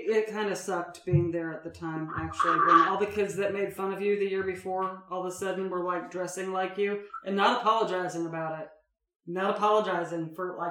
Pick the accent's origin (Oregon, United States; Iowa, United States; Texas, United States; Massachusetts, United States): Oregon, United States; Portland; I grew up in Portland